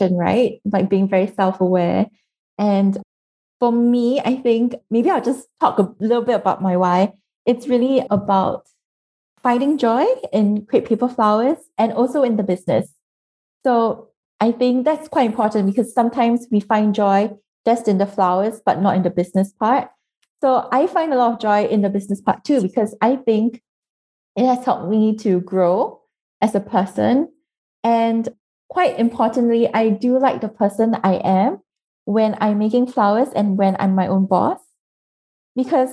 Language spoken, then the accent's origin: English; Singapore; I'm from Singapore, which is a very small country